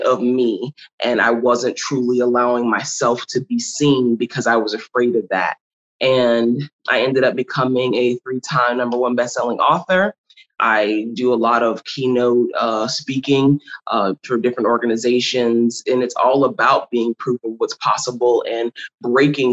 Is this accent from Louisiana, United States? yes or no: yes; Kenner, Louisiana, United States; also born or lived in New Orleans, Louisiana; I'm born and raised in New Orleans, Louisiana, more specifically out of Kenner, Louisiana